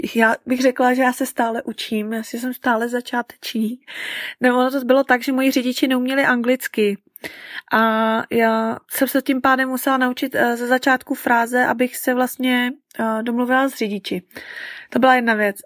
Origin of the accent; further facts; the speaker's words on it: Czechia; moved away as an adult; now in Vietnam; od nás, od Čechů